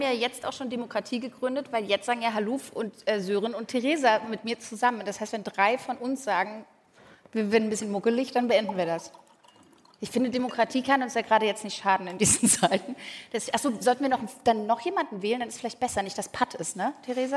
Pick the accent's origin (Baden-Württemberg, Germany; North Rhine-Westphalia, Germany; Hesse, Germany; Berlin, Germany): Berlin, Germany; ich bin tatsächlich in Pankow aufgewachsen